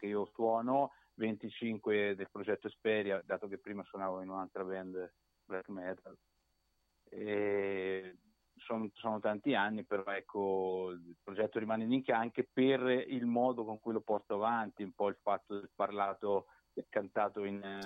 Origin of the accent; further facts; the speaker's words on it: Macerata, Marche, Italy; now in northern Italy; anche se adesso mi sono trasferito al nord, eh, sono originario di Macerata, delle Marche